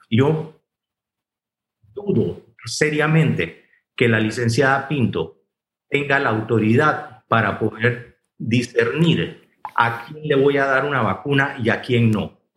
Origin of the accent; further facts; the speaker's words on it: Panama; Y lo más importante, todos somos panameños.